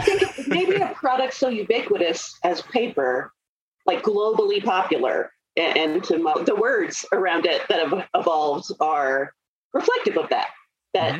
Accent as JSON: {"language": "English", "region": "Scotland", "country": "United Kingdom", "said": "I'm Scottish"}